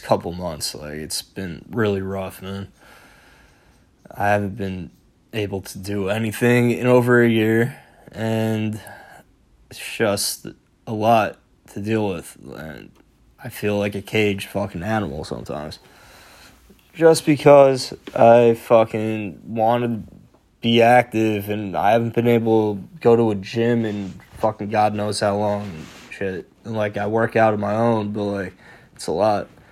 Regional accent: New York, United States; as a New Yorker

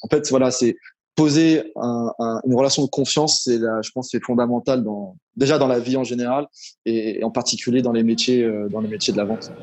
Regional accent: Paris, Île-de-France, France; moved away as an adult; now in Morocco; j'ai grandi à Paris, en région parisienne

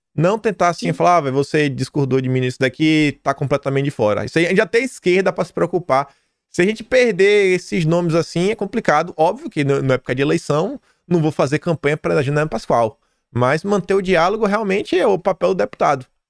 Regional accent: Feira de Santana, Bahia, Brazil; now in Australia; Feira de Santana, minha terra

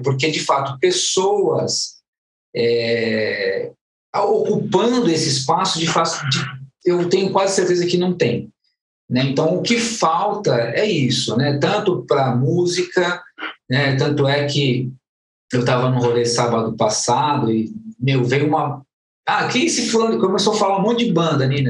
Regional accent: Guarulhos, São Paulo, Brazil; nasci em São Paulo, mas toda a vida morei em Guarulhos.

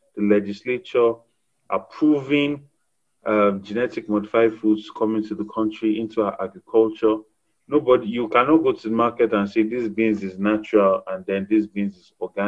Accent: Lagos, Nigeria; I'm from Lagos State

